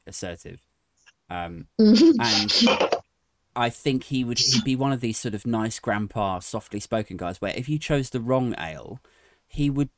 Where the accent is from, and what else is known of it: Maidenhead, South East England, United Kingdom; born or raised there